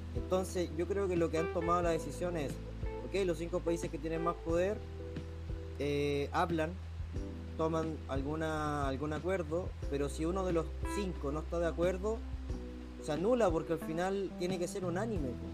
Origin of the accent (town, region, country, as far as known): Chile